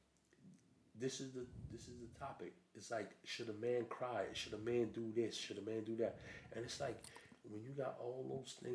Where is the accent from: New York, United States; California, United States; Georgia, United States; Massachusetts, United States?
New York, United States; New York City; moved away as an adult; now in England; I'm a New Yorker. I'm from, you know, Brooklyn, Flatbush